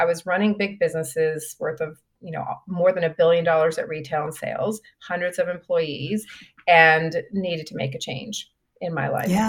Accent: Grand Prairie, Texas, United States; She actually grew up in the same hometown that I grew up in Texas, which is Grand Prairie, Texas.

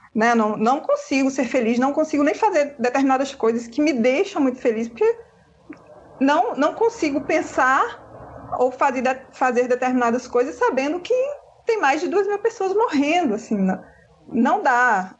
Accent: western Bahia, Brazil; eu sou, eu sou do oeste da Bahia, onde o vento nem faz a curva

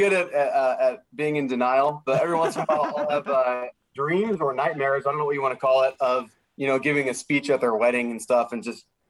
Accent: Los Alamitos, California, United States; I'm from Southern California, born and raised in Orange County.

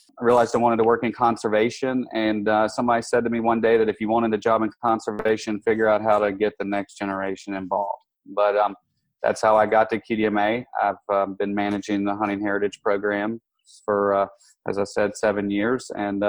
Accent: Western North Carolina, United States; I grew up in Western North Carolina, where there's this rich heritage of mountain men and early frontier

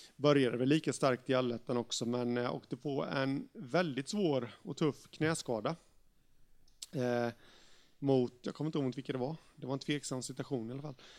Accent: Jönköping, Jönköping County, Sweden; HV71 i min hemstad

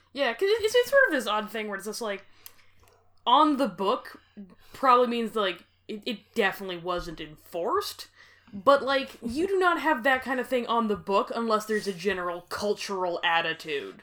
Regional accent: Grande Prairie, Alberta, Canada; I am from Grand Prairie

